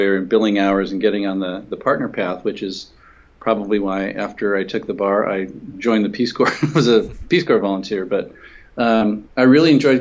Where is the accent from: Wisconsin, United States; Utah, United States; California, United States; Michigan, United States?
California, United States; Senator Alan Cranston, who was my home state senator from California